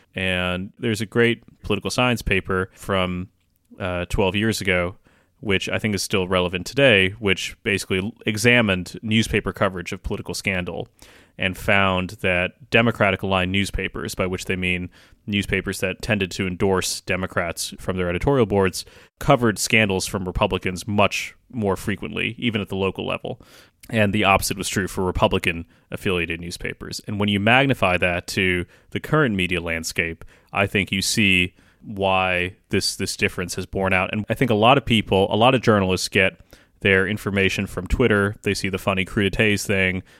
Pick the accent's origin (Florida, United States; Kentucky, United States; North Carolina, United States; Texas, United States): Kentucky, United States; my home state of Kentucky